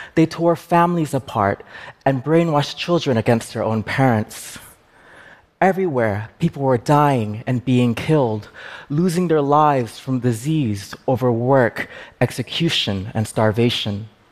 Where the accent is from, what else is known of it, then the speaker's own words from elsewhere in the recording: United States; I am Khmer and I am American I am the child of refugees